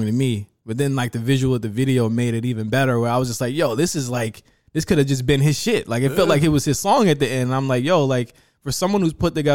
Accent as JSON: {"language": "English", "town": "Norfolk", "region": "Virginia", "country": "United States", "tie": "born or raised there", "moved": "yes", "said": "Norfolk, Virginia, my hometown"}